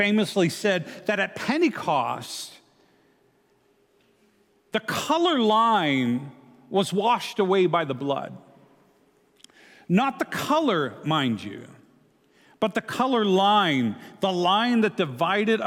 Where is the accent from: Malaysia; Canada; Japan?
Canada; moved away as an adult; also born or lived in Grand Rapids, Michigan, United States; now in United States; being Canadian, having lived in Grand Rapids as well